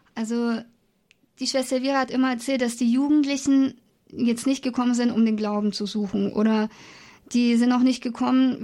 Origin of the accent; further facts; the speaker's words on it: Augsburg, Bavaria, Germany; ich komme aus Bayern, aus Augsburg